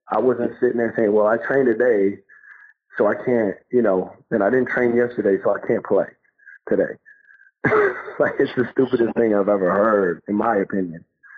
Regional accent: New York, United States; I mean, I'm from New York. We played in the playgrounds.

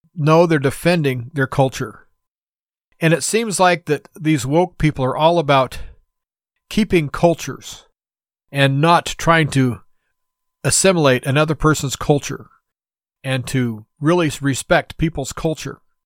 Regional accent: United States; as an American citizen

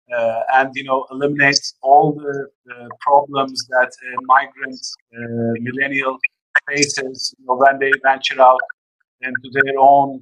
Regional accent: Istanbul, Turkey; moved away as an adult; also born or lived in Scotland / United States; now in India; I was born in Istanbul, but I spent about 5 years in Scotland and another 4 years in the US.

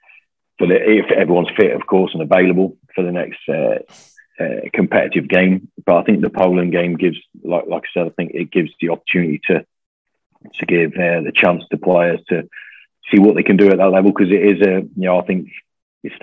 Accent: Coventry, West Midlands, United Kingdom; now in Glasgow, United Kingdom; I was born in Coventry

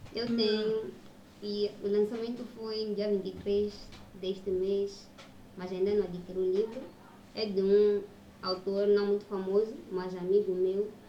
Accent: Mozambique; o que nós vivemos como moçambicanos

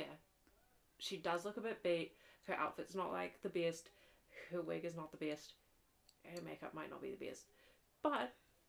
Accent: Auckland, New Zealand; I grew up in Auckland

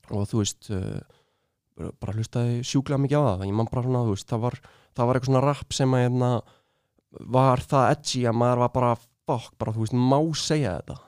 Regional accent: Reykjavík, Capital Region, Iceland; ég var í úlingadældi í austubæðskóla

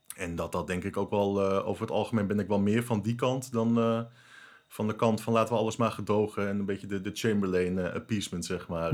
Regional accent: Netherlands; ik voel me Nederlander

